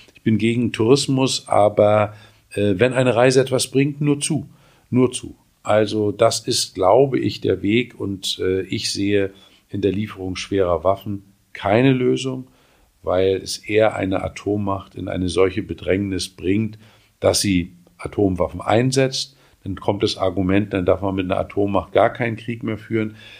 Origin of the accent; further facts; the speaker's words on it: Mecklenburg-Vorpommern, Germany; In meinem Heimatland Mecklenburg-Vorpommern